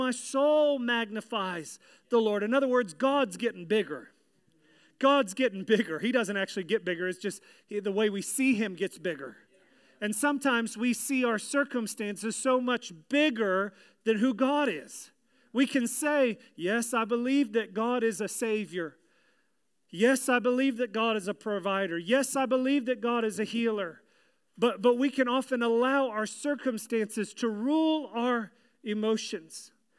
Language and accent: English; Virginia, United States; but in the church that I grew up in Virginia, there was a little thing called shout time.